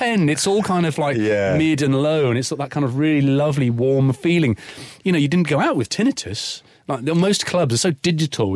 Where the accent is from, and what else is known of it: Cornwall, South West England, United Kingdom; born or raised there; moved away as an adult; also born or lived in Kingston upon Thames, London